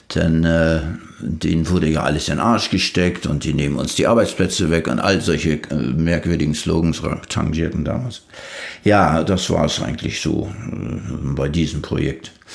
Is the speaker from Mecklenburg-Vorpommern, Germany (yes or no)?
yes; Leisterförde, Mecklenburg-Vorpommern, Germany; ich stamme aus Leisterförde, hier im Landkreis Ludwigslust-Parchim, das kleinste Dorf.